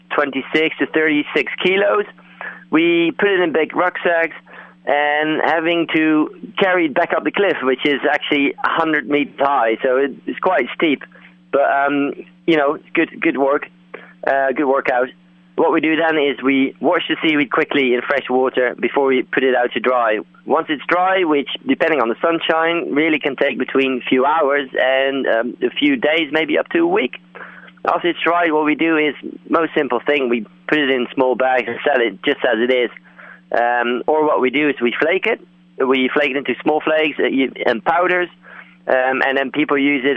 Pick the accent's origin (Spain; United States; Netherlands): Netherlands; moved away as an adult; now in Cornwall, United Kingdom; I'm originally from Holland